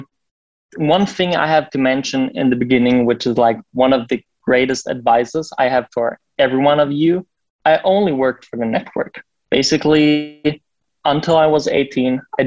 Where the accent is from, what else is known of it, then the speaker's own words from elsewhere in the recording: Berlin, Germany; I'm from Berlin. This is where I live and where our office is